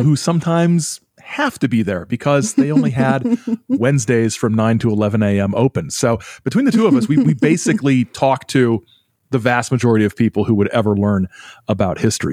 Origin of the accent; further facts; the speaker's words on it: Indiana, United States; also born or lived in Illinois; now in Michigan, United States; I'm in Michigan, but I'm originally from Indiana and I've lived in Illinois for a few years.